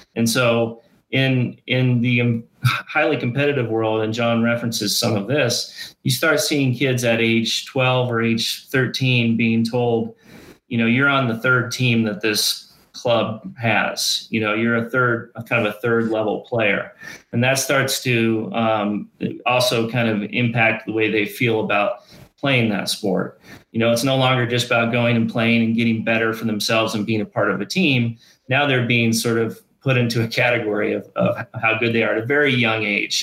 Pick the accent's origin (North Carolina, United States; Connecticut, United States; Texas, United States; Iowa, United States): Iowa, United States; Ames; moved away as an adult; now in Colorado, United States; I grew up in Ames, Iowa